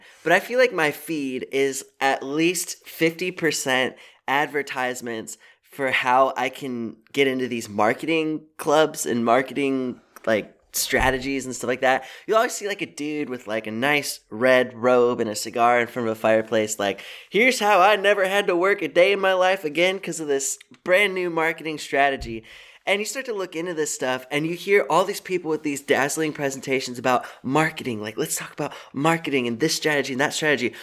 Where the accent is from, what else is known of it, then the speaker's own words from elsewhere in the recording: Seattle, Washington, United States; I'm from Seattle